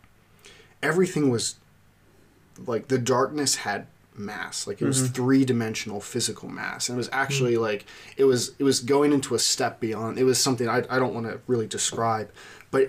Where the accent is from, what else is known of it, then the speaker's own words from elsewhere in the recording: Lititz, Pennsylvania, United States; I grew up in Lancaster, a little town called Lititz